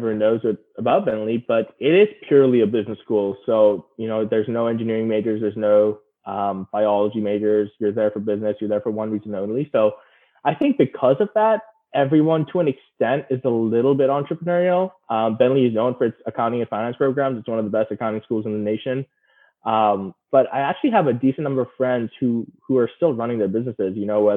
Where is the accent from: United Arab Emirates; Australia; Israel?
United Arab Emirates; Dubai; moved away; I was born and raised in Dubai.